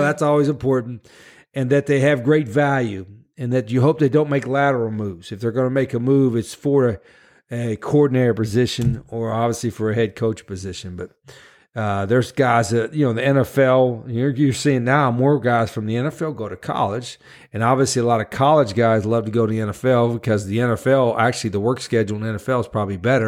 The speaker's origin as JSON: {"language": "English", "region": "West Virginia", "country": "United States", "also_born_or_lived": "New Orleans", "moved": "as an adult", "said": "we're both from West Virginia"}